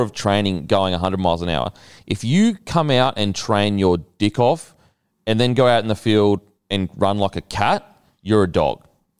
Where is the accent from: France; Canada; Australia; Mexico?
Australia; as an Aussie.